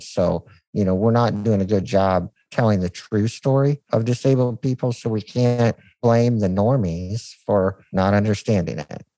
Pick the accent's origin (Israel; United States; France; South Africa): United States; being an American